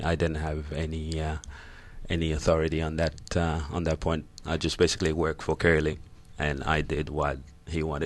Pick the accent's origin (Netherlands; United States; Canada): Canada; Toronto, Ontario; now in Australia; I grew up in Canada, in Toronto